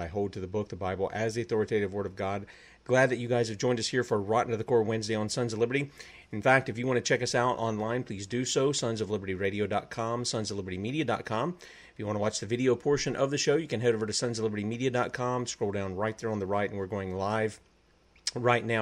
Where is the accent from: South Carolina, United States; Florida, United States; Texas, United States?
South Carolina, United States; I'm from the South. I'm from South Carolina, the U.S. occupied state of South Carolina.